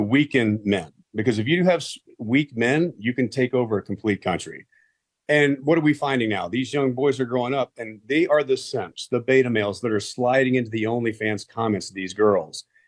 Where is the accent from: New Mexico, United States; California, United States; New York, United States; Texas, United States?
Texas, United States; I grew up in Texas